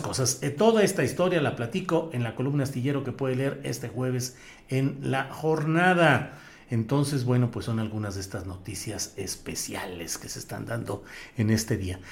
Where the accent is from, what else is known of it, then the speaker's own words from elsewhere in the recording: Torreón, Coahuila, Mexico; moved away; Torreón, Coahuila, mi tierra natal, con la que cada vez sueño más y me acuerdo de más cosas de mi infancia